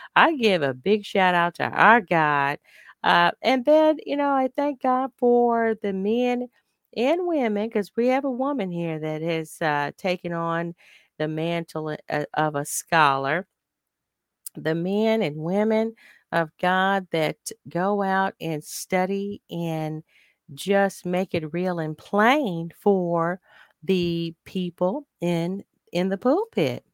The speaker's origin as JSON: {"language": "English", "country": "United States", "said": "as an African-American woman"}